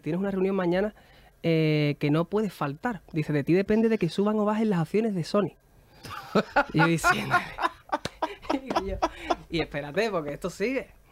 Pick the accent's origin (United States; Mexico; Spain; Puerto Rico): Spain; San Fernando, Andalusia; nosotros hacíamos cuando éramos pequeños en San Fernando, en Cádiz